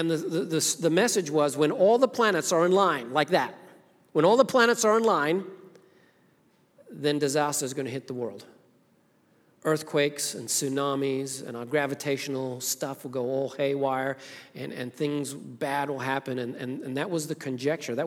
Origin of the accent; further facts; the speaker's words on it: Zimbabwe; now in United States; I was born in Rhodesia, it was now Zimbabwe, Africa, grew up there, and came to this country in 1990, been here ever since